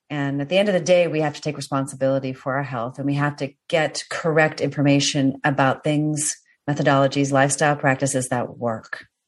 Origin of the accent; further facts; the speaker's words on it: Washington, District of Columbia, United States; moved away; coming from the East Coast, yeah. Washington D.C. also beautiful, but you know it, we had winter